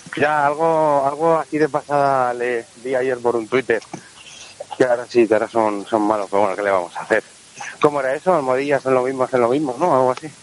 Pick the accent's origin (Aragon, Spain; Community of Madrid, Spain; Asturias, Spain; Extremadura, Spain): Community of Madrid, Spain; Madrid; accent: vallecano; mi inglés vallecano